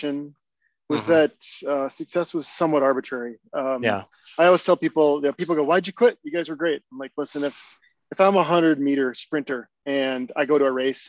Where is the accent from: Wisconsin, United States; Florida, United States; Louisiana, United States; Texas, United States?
Wisconsin, United States; Barron; born or raised there; also born or lived in Richland Center, Wisconsin